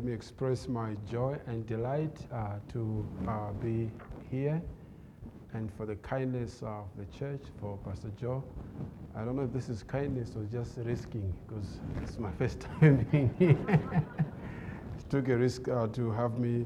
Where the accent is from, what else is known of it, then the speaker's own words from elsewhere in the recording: Malawi; moved away as an adult; also born or lived in South Africa; I was born in Malawi